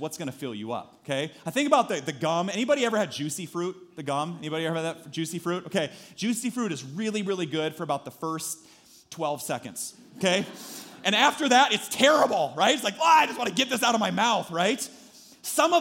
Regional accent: Story City, Iowa, United States; growing up in Story City

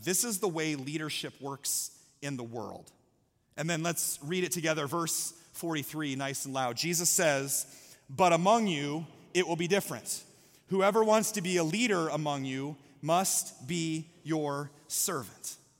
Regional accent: Story City, Iowa, United States; moved away; I'm from Story City, Iowa

